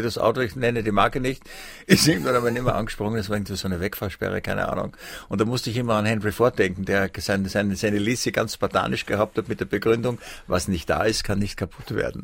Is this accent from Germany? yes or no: no; Vienna, Austria; aber ich habe meiner Heimatstadt Wien eigentlich alles zu verdanken